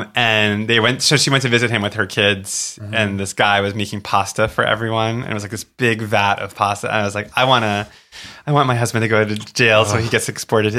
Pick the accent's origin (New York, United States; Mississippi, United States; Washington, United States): New York, United States; I'm from New York.